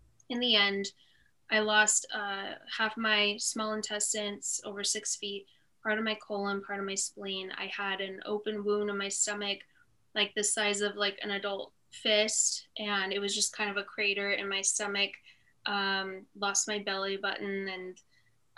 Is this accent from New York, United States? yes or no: no; Lake Elsinore, California, United States; also born or lived in Fallbrook, California / Hemet, California; I was born in Fallbrook, California, so kind of near San Diego, but I really grew up in Lake Elsinore until I was 10